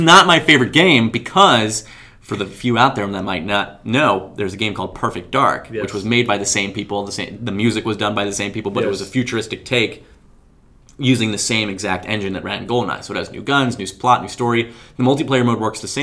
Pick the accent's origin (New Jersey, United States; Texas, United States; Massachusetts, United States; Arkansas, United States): New Jersey, United States; moved away; back home where I grew up in New Jersey